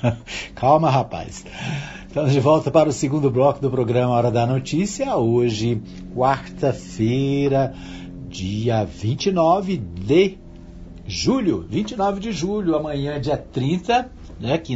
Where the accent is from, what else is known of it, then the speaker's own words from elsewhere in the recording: Minas Gerais, Brazil; now in Anápolis, Brazil; Eu estou em Anápolis desde 1972, quando nós viemos de Minas Gerais, meu pai, minha mãe, Dona Maria, meu pai, seu divino Lucas, né? E sete filhos, sete irmãos. Eu era o mais velho, né?